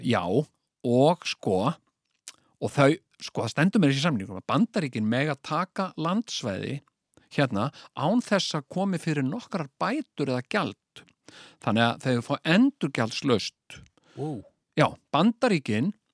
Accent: Iceland

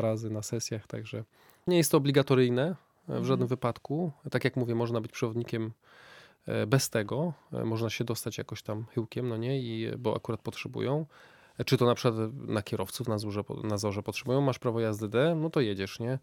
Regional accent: Wrocław, Lower Silesian Voivodeship, Poland; moved away as an adult; also born or lived in Iceland; ja pochodzę z Wrocławia, więc jestem taki, takim trochę e, mieszczuchem.

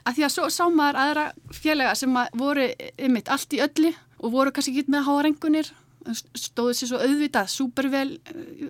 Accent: Álftanes, Capital Region, Iceland; ég er alltnisingur. E, fluttið þangað fjör ára

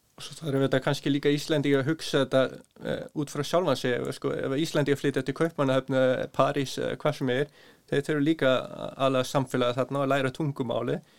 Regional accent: Norway; Icelandic is a second language; moved away as an adult; also born or lived in Svalbard / Northeast Greenland; now in Iceland; ég er bara halvu dani og halvu íslendingur en alveg upp í Nóri að mestu leiti frá 5-6 ára aldur

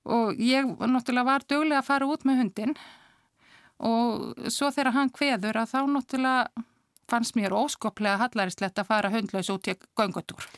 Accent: Akureyri, Northeastern Region, Iceland; moved away as an adult; also born or lived in Reykjavík; ég er frá Akureyri. Hmm. Akureyri yngur. Bjóð þar til eh, Tvítöks og flutti svo hérna í bæin eftir stúdinspróf

